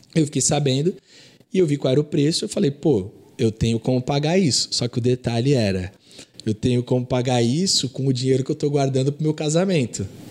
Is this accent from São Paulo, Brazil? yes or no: yes; Santos, São Paulo, Brazil; also born or lived in Nova Iguaçu, Rio de Janeiro; quando eu tinha quatro anos, eu vim para Santos.